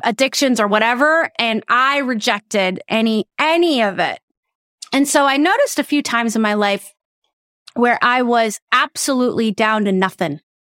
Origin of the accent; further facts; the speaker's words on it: South Dakota, United States; I'm originally from South Dakota